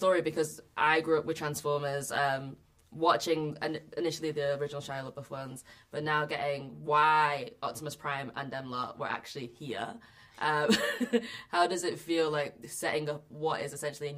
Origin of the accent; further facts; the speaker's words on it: Manchester, North West England, United Kingdom; I'm from Manchester